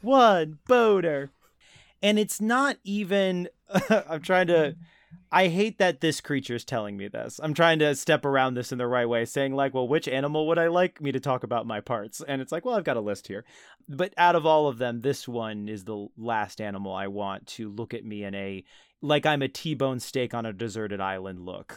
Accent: New Jersey, United States; my Central Jersey home

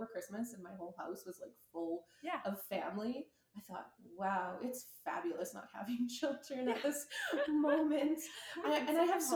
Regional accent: Alberta, Canada; being Canadian, like Alberta winters

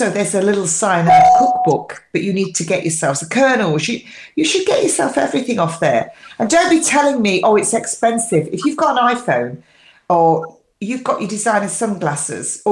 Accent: England, United Kingdom; I'm English

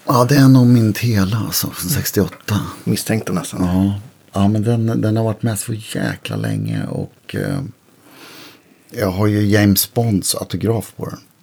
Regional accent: Örebro, Örebro County, Sweden; jag växte upp i Örebro.

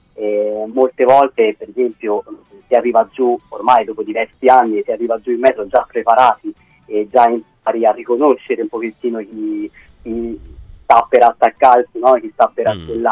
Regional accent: Tuscany, Italy; moved away as an adult; now in Rome, Italy; quando sono dai miei in Toscana, perché vengo dalla Toscana

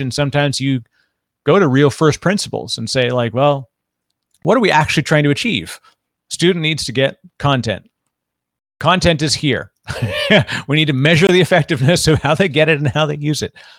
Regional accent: Canada; now in United States; I'm Canadian originally, I'm living in the United States

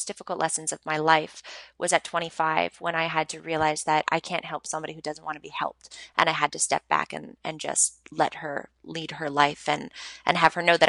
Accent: Montreal, Quebec, Canada; I grew up in Montreal. I'm born and raised in Montreal.

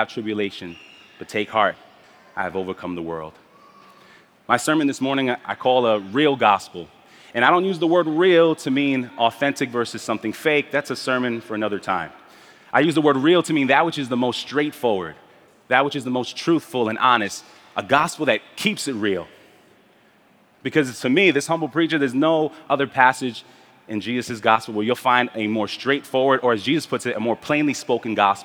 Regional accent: New York City, New York, United States; also born or lived in Spanish Harlem, New York; My family and I moved to Brooklyn from Spanish Harlem when I was 5 years old. And I grew up in the Midwood Flatbush neighborhood of Brooklyn

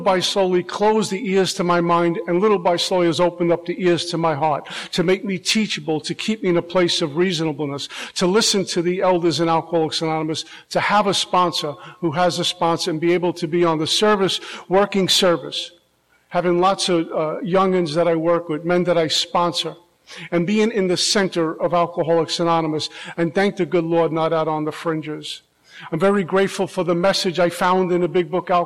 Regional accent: New York, United States; now in Florida, United States; I'm originally from New York

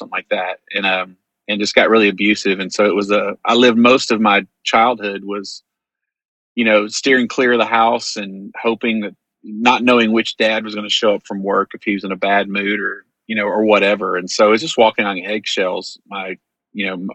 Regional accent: Greenville, Texas, United States; I grew up in Greenville, Texas

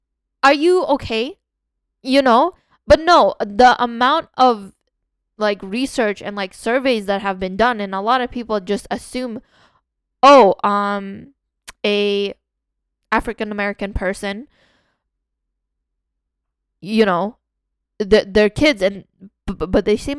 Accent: Canada; We're from Canada, we didn't even

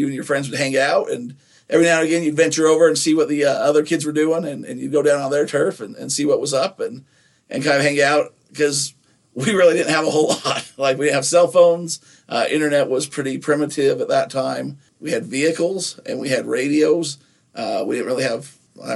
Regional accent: Nephi, Utah, United States; growing up in Nephi

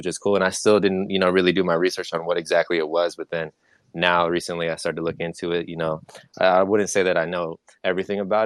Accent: Florida, United States; moved away as an adult; now in Las Vegas, United States; I'm from Florida originally

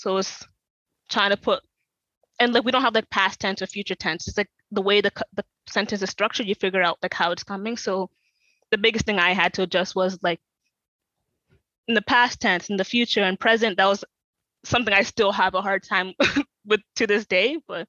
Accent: South Sudan; in my culture, especially being like Sudanese, like Southern Sudanese

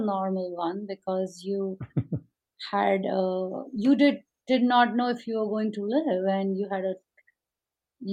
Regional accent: India; now in Oklahoma, United States; I grew up in India

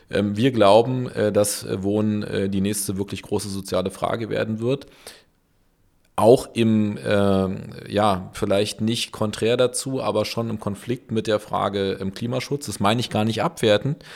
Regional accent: Berlin, Germany; ich bin ja in Berlin geboren

